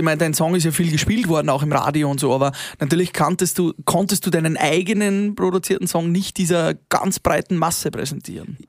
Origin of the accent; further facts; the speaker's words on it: Upper Austria, Austria; bei uns in Oberösterreich